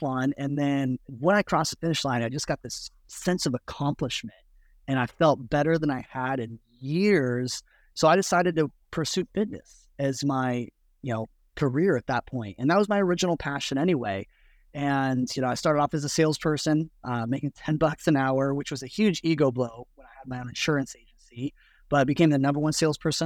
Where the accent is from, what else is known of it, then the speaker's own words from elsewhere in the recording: Nebraska, United States; moved away as an adult; also born or lived in Florida; now in Los Angeles, United States; I was born in Florida, but I was raised in Nebraska